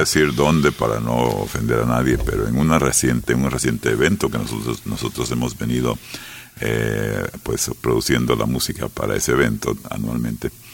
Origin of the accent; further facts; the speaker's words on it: San Miguel, El Salvador; also born or lived in United States; crecí en San Miguel